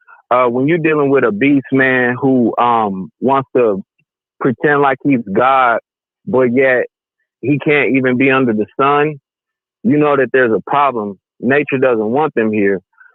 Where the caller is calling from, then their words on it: Oklahoma, United States; man. I'm calling from Oklahoma, sir.